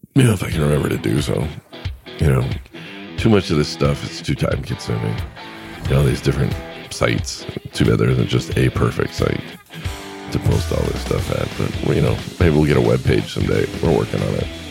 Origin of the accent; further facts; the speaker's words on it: California, United States; moved away; I grew up in California